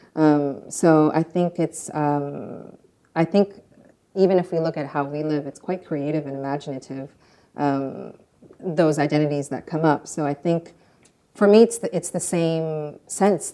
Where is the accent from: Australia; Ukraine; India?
Ukraine; moved away; also born or lived in France / United States; I was born in Soviet Ukraine, which is now independent Ukraine.